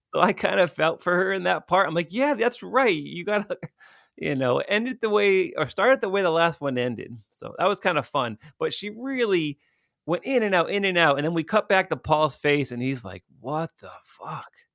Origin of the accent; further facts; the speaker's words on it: Stamford, Connecticut, United States; my hometown of Stamford, Connecticut